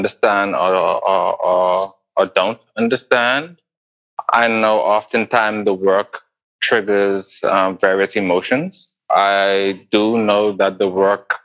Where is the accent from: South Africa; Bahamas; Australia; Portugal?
Bahamas; I grew up in the Bahamas